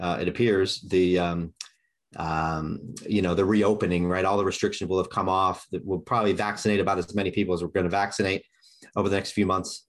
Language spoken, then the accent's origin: English; Kansas City, United States; I grew up in Kansas City.